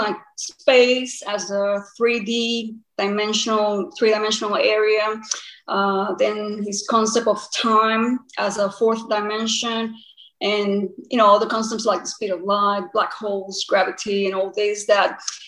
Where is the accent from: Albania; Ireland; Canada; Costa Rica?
Costa Rica; moved away as an adult; also born or lived in Queensland, Australia; now in Australia; I'm originally from Costa Rica, but now I'm primarily based in Australia.